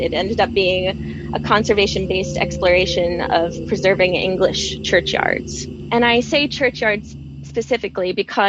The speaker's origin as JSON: {"language": "English", "country": "United States", "also_born_or_lived": "Lincoln, United Kingdom", "moved": "as an adult", "lives_now": "United Kingdom", "said": "I'm originally from the United States"}